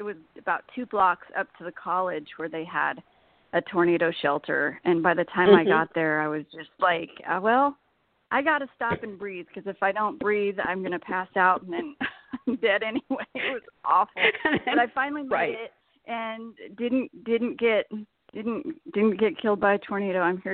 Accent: Southern Oregon, United States; also born or lived in Oklahoma / Iowa; I grew up here in Southern Oregon

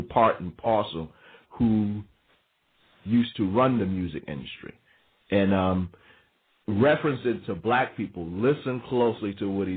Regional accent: New York, United States; also born or lived in the South; growing up in New York, being born in New York, spending part of my life in the South and part of my life coming back to New York

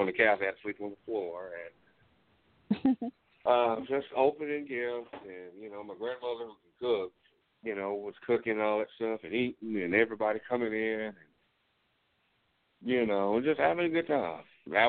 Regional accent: Lubbock, Texas, United States; born there; I was born in Lubbock. That's where my mom's from.

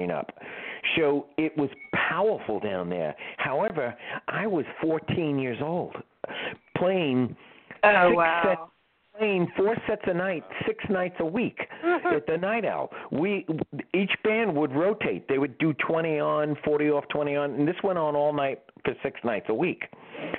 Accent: New York City, New York, United States; also born or lived in Bronx, New York / Florida; I was born in Manhattan.

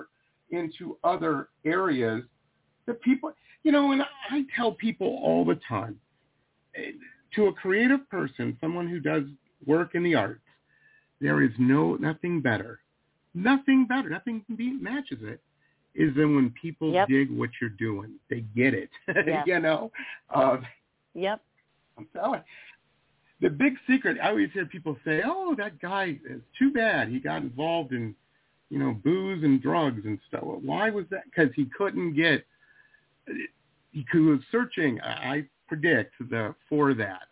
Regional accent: Detroit, Michigan, United States; now in South Florida, United States; I grew up in Detroit

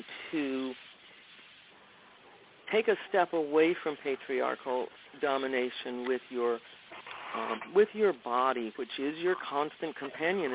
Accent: the South, United States; I grew up in the South

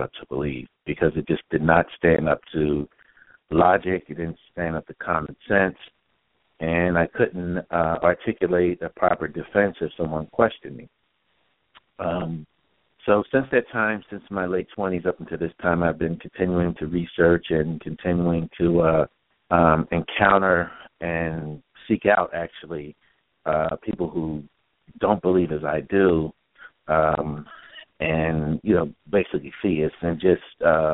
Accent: Philadelphia, Pennsylvania, United States; I'm from originally from Philadelphia

